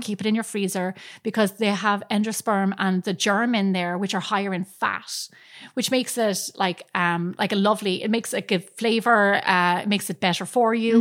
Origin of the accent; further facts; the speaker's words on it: Ireland; moved away; growing up in Ireland